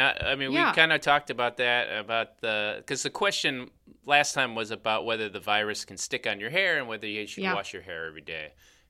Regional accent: Chicago, Illinois, United States; accent: Chicago; I'm from Chicago. Well, that's our accent.

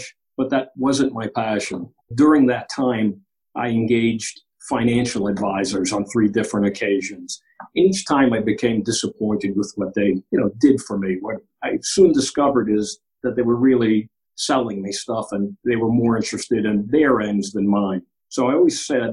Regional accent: New York City, New York, United States; moved away as an adult; now in Maryland, United States; I grew up in Queens, New York. I'm Greek American.

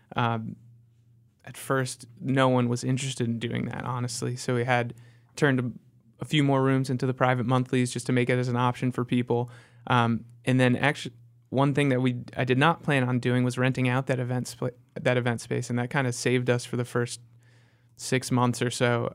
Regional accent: Connecticut, United States; moved away as an adult; also born or lived in Chicago; now in Charlotte, United States; I grew up in Connecticut and then spent my adult life in Chicago

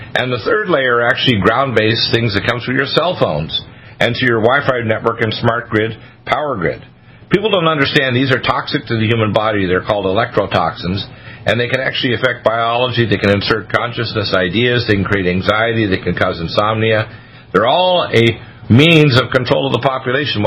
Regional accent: Canada; moved away as an adult; also born or lived in Detroit, Michigan, United States; now in United States; I lived the first half of my life in America, in Canada.

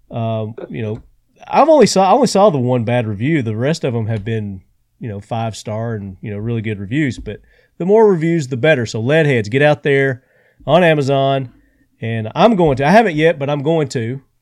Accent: United States; which you know that's nothing that any of us Americans can comprehend

